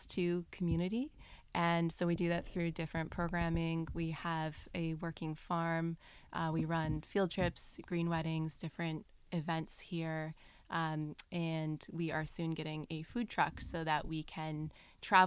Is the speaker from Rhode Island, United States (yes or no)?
yes; Rhode Island, United States; moved away as an adult; also born or lived in Colombia / Costa Rica; I grew up in a neighborhood in Rhode Island, suburban area